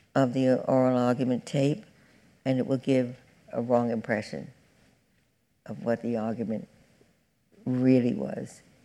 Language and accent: English; New York City, New York, United States; I'm from Brooklyn